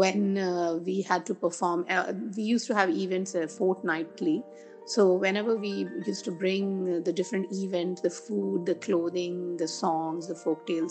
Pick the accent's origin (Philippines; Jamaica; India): India; moved away as an adult; also born or lived in London / Tokyo / Singapore; being Indian